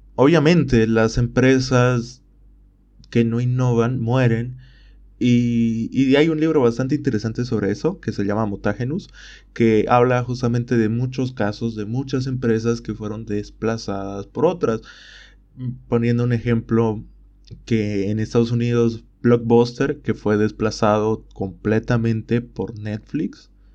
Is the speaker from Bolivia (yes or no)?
yes; Bolivia